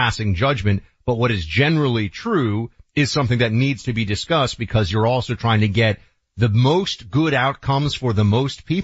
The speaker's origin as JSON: {"language": "English", "town": "New York City", "region": "New York", "country": "United States", "tie": "born or raised there", "said": "I grew up in New York City, late 80s into the 90s, Wall Street"}